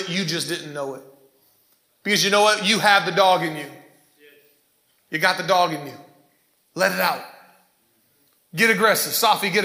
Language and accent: English; Ypsilanti, Michigan, United States; grew up in Ypsilanti in Prospect Park.